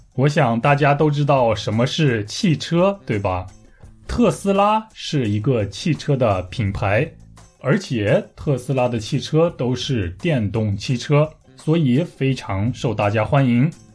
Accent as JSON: {"language": "Chinese", "town": "Taiyuan", "region": "Shanxi", "country": "China", "tie": "born or raised there", "moved": "as an adult", "lives_now": "Busan, South Korea", "said": "我的家乡山西太原"}